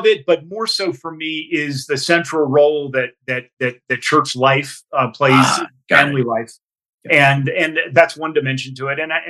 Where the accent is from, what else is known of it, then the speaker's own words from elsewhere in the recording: northern New Jersey, United States; So I grew up one of seven in a traditional Irish Catholic family in northern New Jersey. Sort of in a way, second generation college